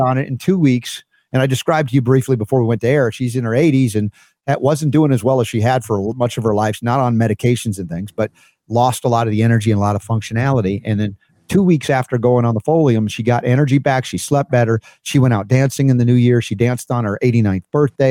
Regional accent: United States; my first twenty-four years of life as an American

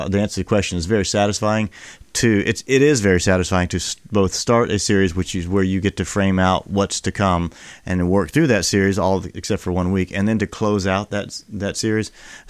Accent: Fort Worth, Texas, United States; born there; I was born in Fort Worth, Texas, tradition. Air Force Base there.

